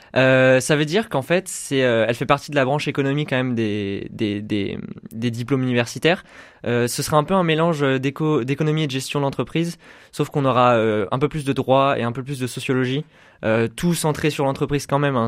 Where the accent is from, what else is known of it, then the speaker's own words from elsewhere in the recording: Chambéry, Auvergne-Rhône-Alpes, France; moved away as an adult; also born or lived in Roanne; now in Saint-Étienne, France; je suis de Chambéry, en fait. Euh, j'ai suivi un parcours euh, scolaire tout à Chambéry